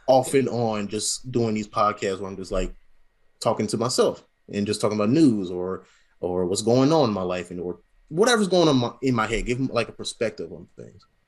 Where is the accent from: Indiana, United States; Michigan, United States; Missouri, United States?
Missouri, United States; St. Louis; moved away as an adult; also born or lived in Las Vegas / Alabama; now in Lufkin, United States; I was raised in Saint Louis